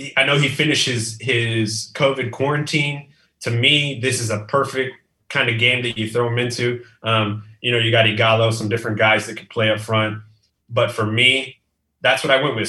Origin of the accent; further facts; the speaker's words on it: Texas, United States; now in McAllen, United States; I'm from Texas. I live in South South Texas now. I'm in, in McAllen, close to the border.